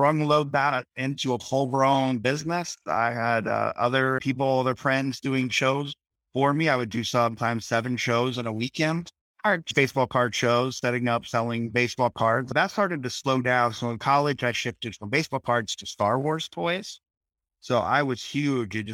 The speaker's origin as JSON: {"language": "English", "region": "Iowa", "country": "United States", "said": "Well, I'm from Iowa as well, but from a bigger town"}